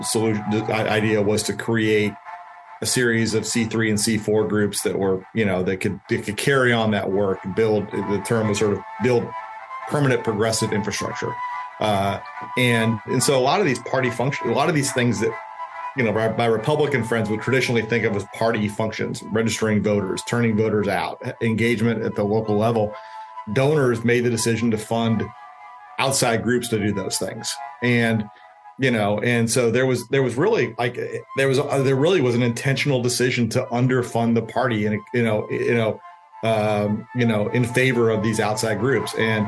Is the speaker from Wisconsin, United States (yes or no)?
yes; Milwaukee, Wisconsin, United States; now in Tampa, United States; Well, I'm from Milwaukee, but I now live in South Tampa.